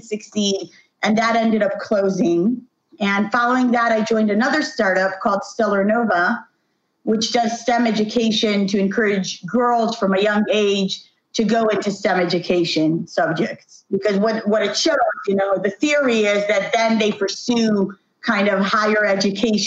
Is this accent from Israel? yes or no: yes; Jerusalem, Jerusalem District, Israel; also born or lived in Tel Aviv; I come from Jerusalem originally, born and raised here